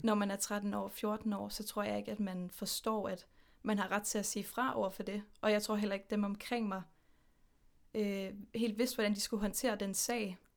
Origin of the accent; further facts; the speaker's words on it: Horsens, Central Denmark Region, Denmark; now in Aarhus, Denmark; jeg er født og opvokset i Horsens, men nu bor jeg i Aarhus med min kæreste Mathilde